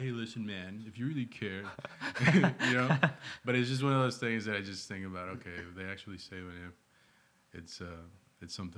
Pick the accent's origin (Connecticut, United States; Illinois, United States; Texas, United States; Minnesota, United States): Texas, United States; Fort Worth; also born or lived in Matamoros, Mexico / Houston, Texas; And then I was raised for a little bit in Houston. And then I started school in Northside, Fort Worth